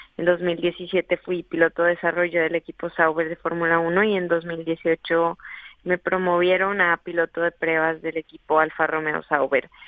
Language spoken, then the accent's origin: Spanish; Colombia; moved away as an adult; now in Madrid, Spain; desde los nueve años que empecé en los karts allá en Colombia